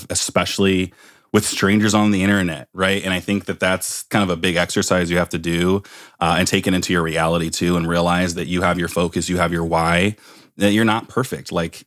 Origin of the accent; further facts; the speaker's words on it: Palo Alto, California, United States; growing up in Palo Alto, California, one of the whitest areas in the world